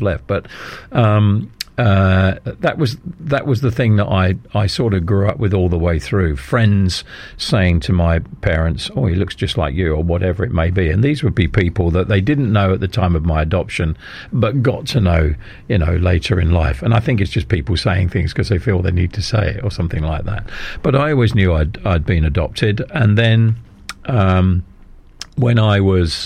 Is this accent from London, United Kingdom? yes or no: yes; London, United Kingdom; also born or lived in Ealing / Kent; now in Bradford-on-Avon, United Kingdom; I was born in Chiswick Hospital